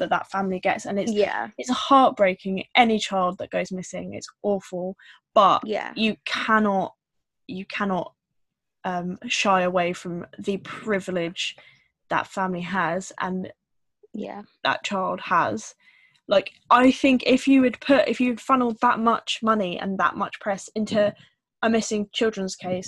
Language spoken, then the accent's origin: English; United Kingdom; we as British people